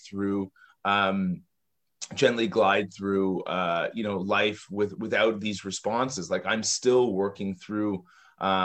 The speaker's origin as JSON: {"language": "English", "town": "Toronto", "region": "Ontario", "country": "Canada", "tie": "born or raised there", "said": "I grew up in Toronto, Canada"}